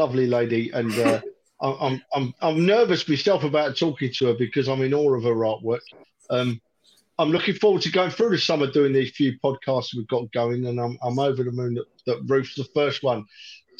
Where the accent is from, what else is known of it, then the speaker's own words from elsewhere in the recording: London, United Kingdom; moved away; I moved away from North London many years ago now.